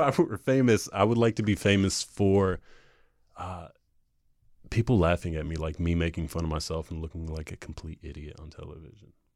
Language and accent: English; North Carolina, United States; growing up in North Carolina